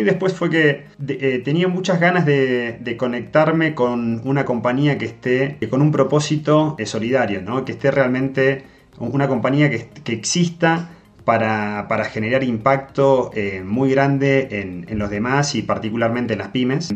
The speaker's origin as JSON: {"language": "Spanish", "country": "Argentina", "tie": "born or raised there", "accent": "Argentine", "moved": "yes", "said": "por si todavía no se notó de mi acento, yo soy nacido en Argentina"}